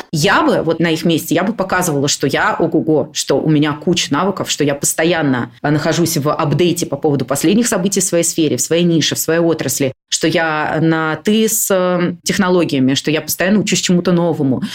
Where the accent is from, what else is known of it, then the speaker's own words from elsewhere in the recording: Moscow, Russia; я родилась в Москве, но мне, например, не нравилось в 20 там, лет жить, продолжать жить с родителями